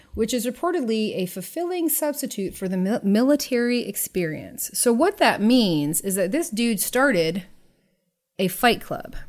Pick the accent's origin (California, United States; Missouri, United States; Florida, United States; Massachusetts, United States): Florida, United States; I'm really from Florida